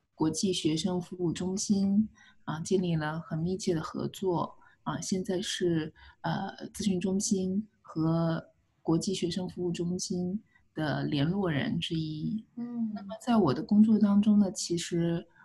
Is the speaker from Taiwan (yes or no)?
no; China; moved away as an adult; also born or lived in Beijing, China / Missouri, United States; now in United States; 我是一个中国人